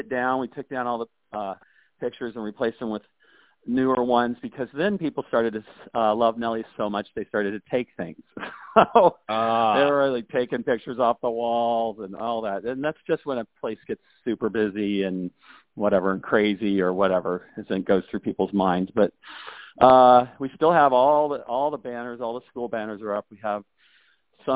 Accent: Kansas, United States; I come from there from Kansas, and they actually moved there in like 1850

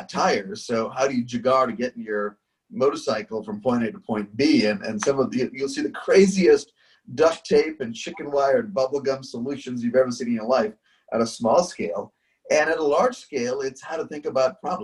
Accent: India; growing up in India, where just nothing's on time

